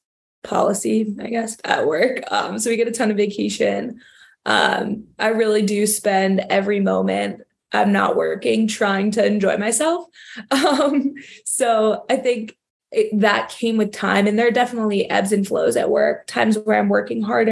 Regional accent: New York City, New York, United States; moved away as an adult; now in Chicago, United States; we're from New York, so the city, New York City, was what you kind of know and love

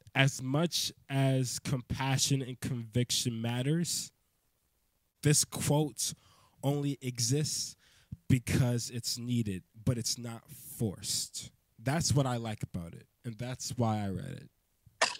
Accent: Maryland, United States; I'm from I'm from Maryland

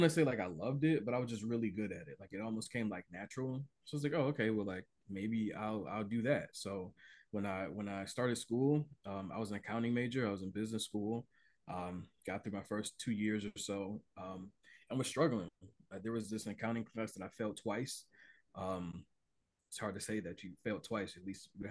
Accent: Cleveland, Ohio, United States; being born and raised in Cleveland

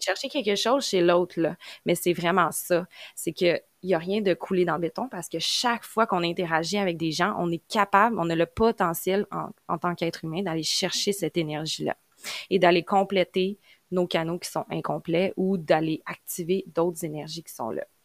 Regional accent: Quebec, Canada; accent: Québécois; je viens du Québec, donc vous l'entendez à mon accent

